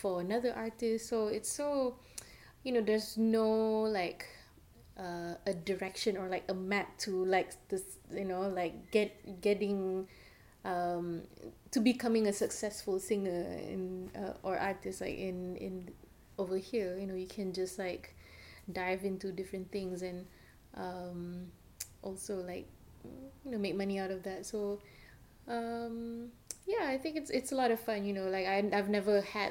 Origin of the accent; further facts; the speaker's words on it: Malaysia; now in United States; I'm from Malaysia